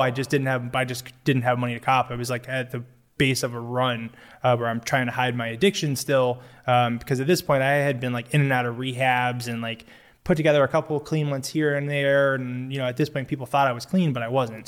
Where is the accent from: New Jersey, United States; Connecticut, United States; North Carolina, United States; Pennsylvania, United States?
Connecticut, United States; Newtown; I grew up in Newtown, Connecticut, Sandy Hook specifically